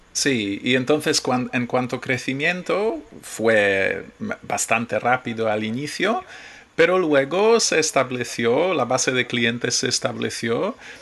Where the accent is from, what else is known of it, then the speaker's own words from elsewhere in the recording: Poland; Spanish is a second language; moved away as an adult; now in Spain; sí, soy polaco. Pero yo eh, no he vivido en Polonia desde hace 20 años, más de 20 años